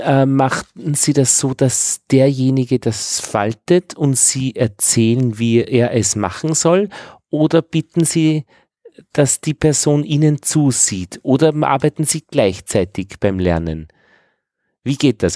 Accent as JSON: {"language": "German", "region": "Upper Austria", "country": "Austria", "tie": "born or raised there", "said": "meinem Heimatort in Oberösterreich"}